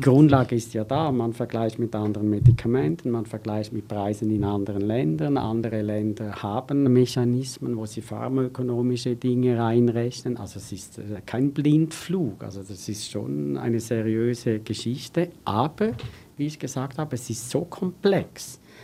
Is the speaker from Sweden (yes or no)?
no; Switzerland; ich bin ja auch ein Schweizer